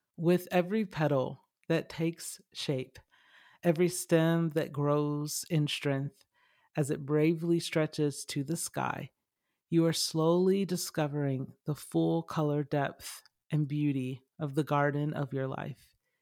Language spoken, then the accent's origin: English; Lithonia, Georgia, United States; I grew up in Stowe Mountain in Lithonia, Georgia